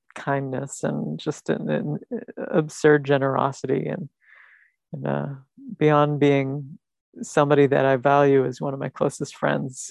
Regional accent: New York City, New York, United States; a Staten Islander like me

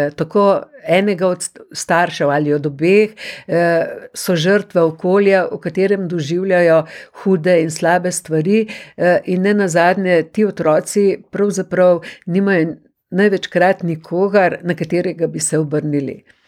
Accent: Slovenia

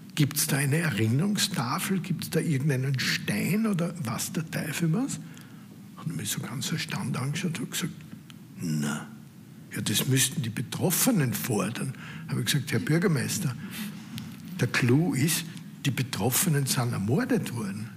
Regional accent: Austria; Als Österreicher, als Mitglied dieser Familie

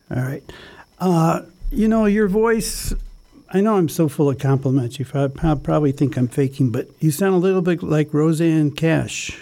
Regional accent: United States; as an American

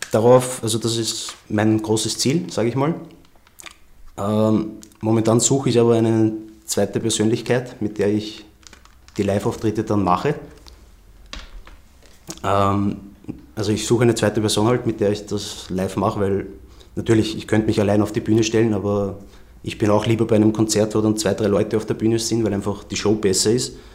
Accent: Vienna, Austria; born there; Einflüsse sind einfach Wien und mein Umfeld, weil ich bin ja in Wien geboren

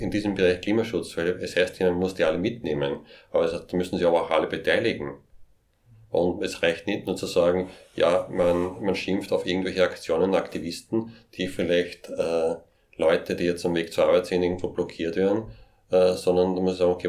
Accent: Upper Austria, Austria; Wenn ich aber weiß, als, als ja, Oberösterreicher, als Österreicher, ja, auch die großen Firmen müssen mitmachen

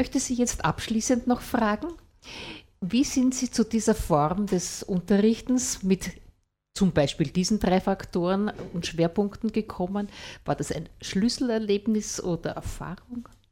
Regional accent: Vienna, Austria; moved away; also born or lived in Freistadt area, Upper Austria; Ich bin ja eigentlich eine Wienerin

